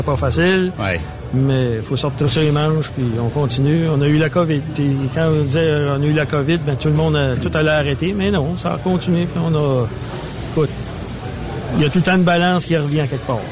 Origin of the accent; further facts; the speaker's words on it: Edmundston, New Brunswick, Canada; also born or lived in Saint-Louis-du-Ha! Ha!; je suis natif d'Edmundston